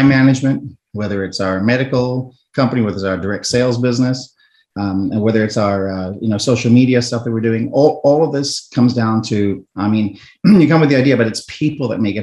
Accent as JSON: {"language": "English", "country": "South Africa", "moved": "yes", "said": "I'm originally from South Africa"}